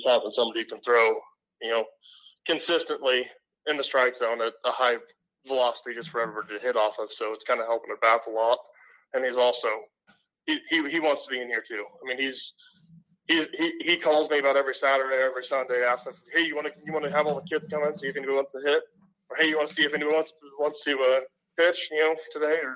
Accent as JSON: {"language": "English", "town": "Sheridan", "country": "United States", "tie": "born or raised there", "said": "I grew up playing in Sheraton"}